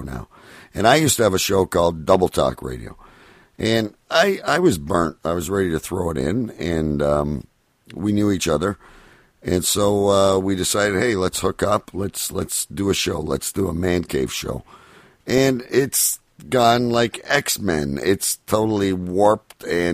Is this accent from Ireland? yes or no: no; Canada; I'm from Canada